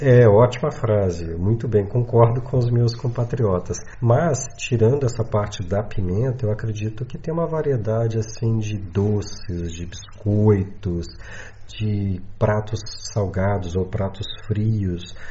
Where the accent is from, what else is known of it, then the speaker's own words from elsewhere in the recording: Minas Gerais, Brazil; now in São Paulo, Brazil; eu sou mineiro, moro em São Paulo, mas eu sou mineiro lá de Minas Gerais